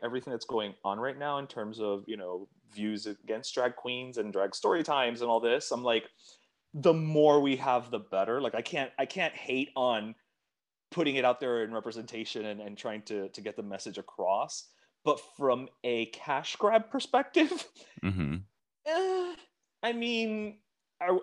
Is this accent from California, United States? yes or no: no; Miami, Florida, United States; I'm from Miami